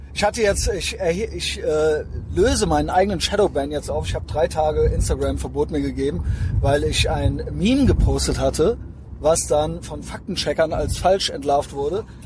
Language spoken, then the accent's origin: German; Koblenz, Rhineland-Palatinate, Germany; wenn man in äh, Koblenz und Umgebung groß geworden ist